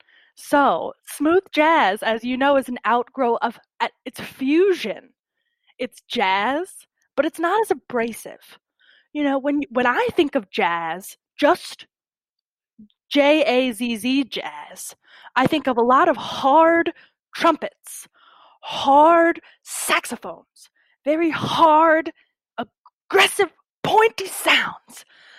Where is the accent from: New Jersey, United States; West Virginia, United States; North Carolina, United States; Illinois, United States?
West Virginia, United States; Barboursville; I'm from Barboursville, West Virginia, a very small town. As you can see, I don't necessarily have a West Virginia accent.